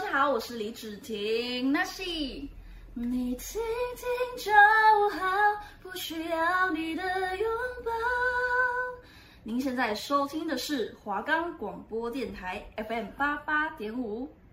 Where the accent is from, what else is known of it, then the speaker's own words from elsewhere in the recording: Guanshan, Taitung County, Taiwan; 我是来自台东关山德高打鼓饭部落的阿美族